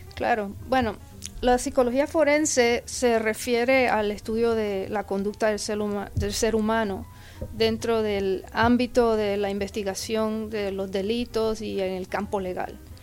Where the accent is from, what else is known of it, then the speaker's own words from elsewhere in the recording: Puerto Rico; now in Texas, United States; originalmente yo soy de Puerto Rico, llegué al estado de Texas en el 1982